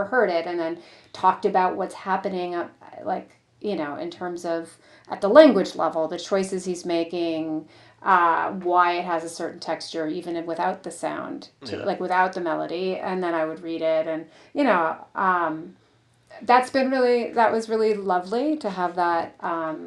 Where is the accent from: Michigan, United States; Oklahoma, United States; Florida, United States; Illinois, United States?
Michigan, United States; the Detroit suburbs; I grew up in the Detroit suburbs